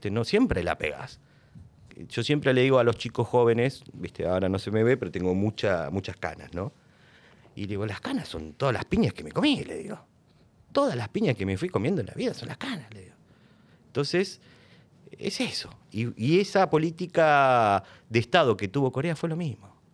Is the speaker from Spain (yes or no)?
no; Argentina; ¿Vos de dónde venís? yo soy argentino. Le digo así bajito, ¿viste? Soy argentino.